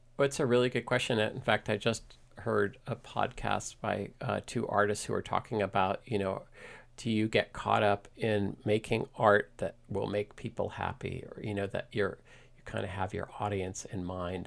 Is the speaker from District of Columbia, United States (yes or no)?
yes; Washington, District of Columbia, United States; moved away as an adult; now in Mill Valley, United States; I grew up in Washington, D C, um, ne, in D C near the National Cathedral